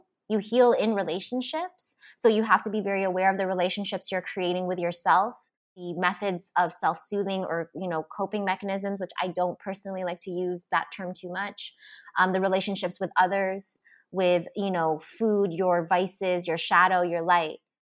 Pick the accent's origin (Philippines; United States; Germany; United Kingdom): Philippines; I'm Filipina and I was raised Roman Catholic. So religion was a huge part of my upbringing.